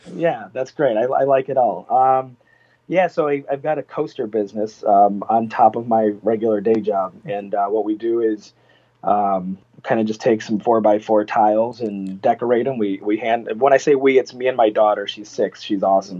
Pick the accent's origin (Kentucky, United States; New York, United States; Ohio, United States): Ohio, United States; Cleveland; I'm actually from Cleveland